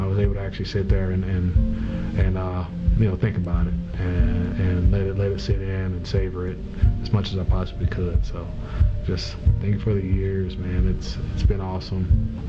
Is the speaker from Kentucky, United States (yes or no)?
no; Florida, United States; moved away as an adult; now in Pittsburgh, United States; I'm from Florida, and I live here now.